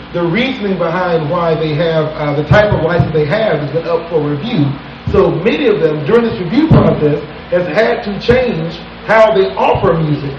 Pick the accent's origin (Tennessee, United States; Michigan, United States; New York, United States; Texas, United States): Texas, United States; now in Washington, D.C., United States; I'm from Texas. That's the way my that's what that's what I grew up in.